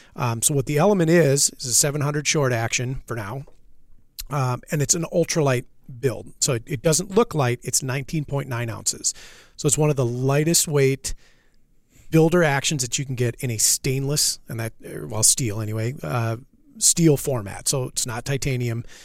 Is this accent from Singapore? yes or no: no; Minnesota, United States; moved away as an adult; now in Wisconsin, United States; I'm from Minnesota.